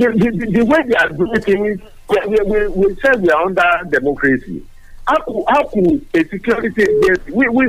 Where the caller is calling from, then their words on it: Ifo, Ogun State, Nigeria; from Ifo.